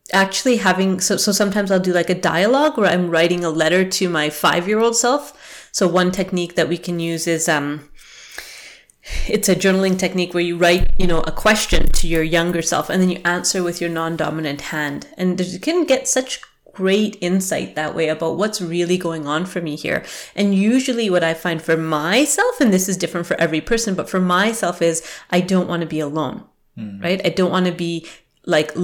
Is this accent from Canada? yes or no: yes; Canada; also born or lived in England; when I was 5 years old and we immigrated to Canada, and I felt like I had to fake it. I had to change my accent. I was British. I was born in England.